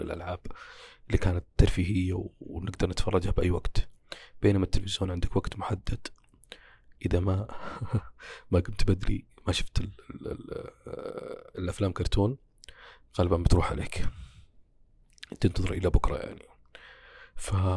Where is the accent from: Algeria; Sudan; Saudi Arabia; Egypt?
Saudi Arabia; عندنا كسعوديين